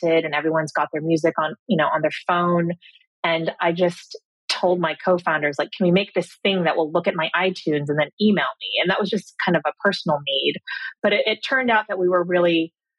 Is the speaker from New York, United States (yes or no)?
no; Cupertino, California, United States; moved away as an adult; also born or lived in Cambridge; So I grew up in Silicon Valley. I grew up in Cupertino.